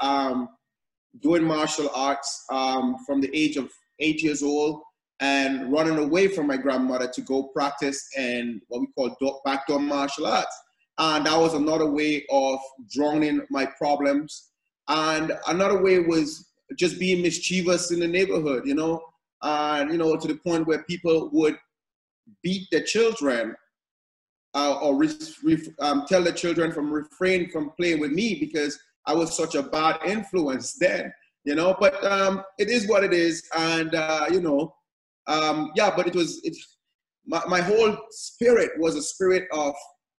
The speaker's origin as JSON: {"language": "English", "country": "Dominica", "tie": "born or raised there", "also_born_or_lived": "China / Canada", "moved": "as an adult", "said": "I am from Dominica, a little village of Margaret. I was born in Margaret. I grew up in Margaret, Portsmouth, Roseau there partly."}